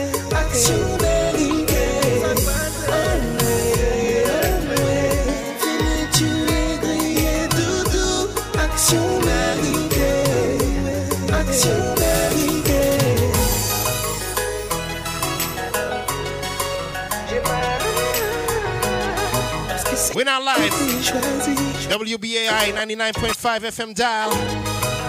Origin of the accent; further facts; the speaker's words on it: Montreal, Quebec, Canada; now in New York City, United States; my hometown, Montreal, Canada.